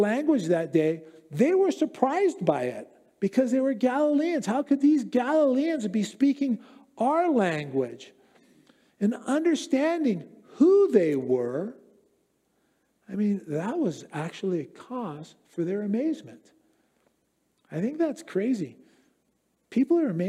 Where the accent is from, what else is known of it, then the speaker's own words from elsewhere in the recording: United States; accent: American; I'm an American